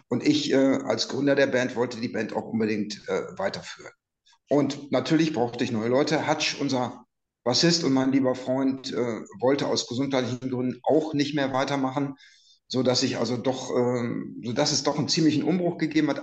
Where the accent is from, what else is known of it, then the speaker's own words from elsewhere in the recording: Münster, North Rhine-Westphalia, Germany; wir kommen ja beide aus Münster